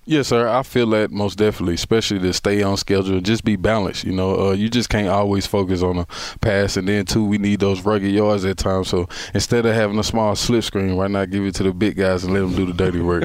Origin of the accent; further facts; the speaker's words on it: Texas, United States; I'm from Texas